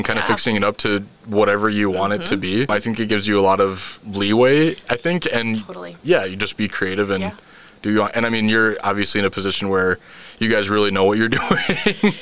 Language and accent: English; Harrisburg, South Dakota, United States; also born or lived in Beresford, South Dakota; I'm originally from Beersford, okay. South Dakota. So it's small-ish. Yeah, it's small. And then ended up graduating high school in Harrisburg